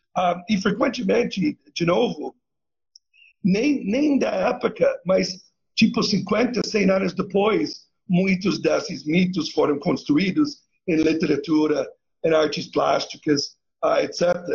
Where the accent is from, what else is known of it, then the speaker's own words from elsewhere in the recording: Canada; Eu sou canadense